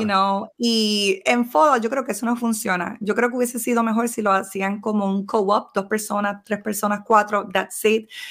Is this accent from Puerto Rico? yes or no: yes; Puerto Rico; como todo puertorriqueño